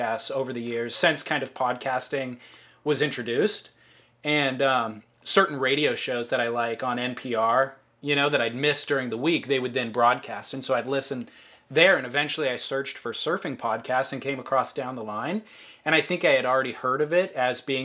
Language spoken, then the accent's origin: English; Orange County, California, United States; I am 32, and I grew up surfing in Orange County.